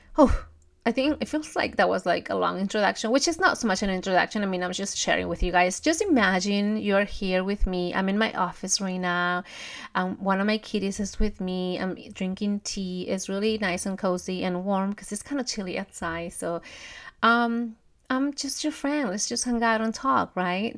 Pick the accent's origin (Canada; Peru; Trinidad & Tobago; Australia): Peru; moved away; I'm from Peru. We don't have Thanksgiving and we definitely don't have Black Friday